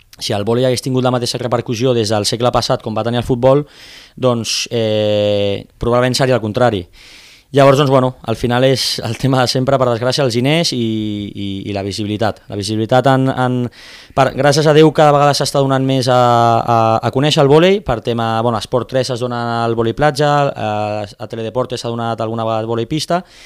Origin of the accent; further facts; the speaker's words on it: Premià de Dalt, Catalonia, Spain; now in Tarragona, Spain; jo sóc originari d'un poble de, de Barcelona, de Premià de Dalt